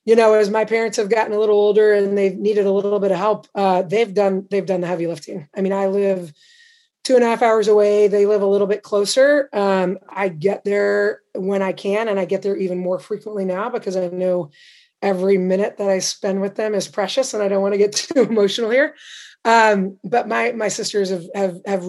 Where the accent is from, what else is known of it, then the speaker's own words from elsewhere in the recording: Indianapolis, Indiana, United States; also born or lived in Champaign, Illinois / Baldwinsville, New York; I grew up basically in the Midwest, Indianapolis, Champaign, Illinois